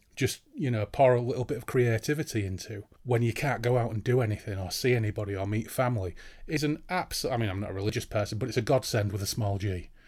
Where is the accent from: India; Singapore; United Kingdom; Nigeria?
United Kingdom; Hull, Yorkshire and the Humber; I come from Hull in East Yorkshire, in the east of England